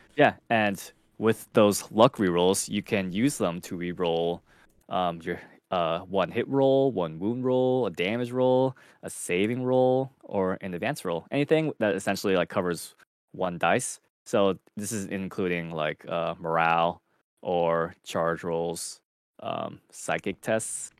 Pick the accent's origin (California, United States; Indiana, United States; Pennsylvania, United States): California, United States; Southern; I am also Southern. I'm from Southern California.